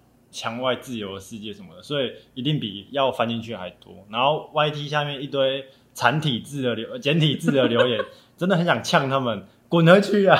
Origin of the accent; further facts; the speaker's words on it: Taiwan; 不是中国人，我们是台湾人。